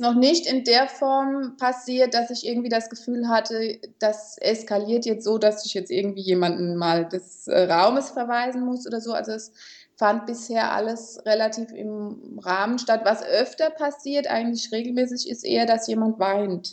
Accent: Kaiserslautern, Rhineland-Palatinate, Germany; ich komme aus Kaiserslautern

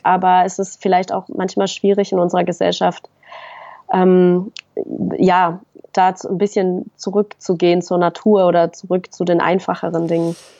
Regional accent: Fribourg, Switzerland; moved away as an adult; now in Berlin, Germany; ich bin also in, in Freiburg geboren, also in Fribourg in der, in der Westschweiz und habe dann das Abitur gemacht da äh, in, der, in Fribourg

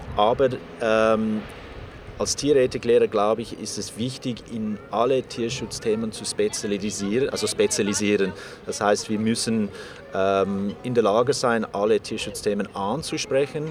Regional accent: South Africa; moved away; ich bin in Südafrika aufgewachsen

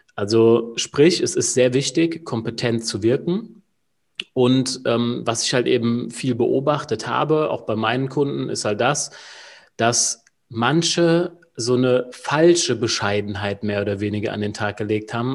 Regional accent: Wiesbaden, Hesse, Germany; Ich bin aus Wiesbaden, also gar nicht mal so weit weg von dir, Julian

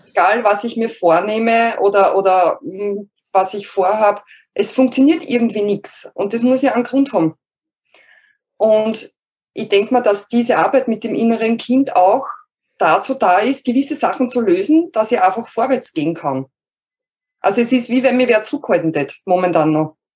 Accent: Lower Austria, Austria; ich komme aus Österreich, also aus Niederösterreich, ähm, südlich von Wien

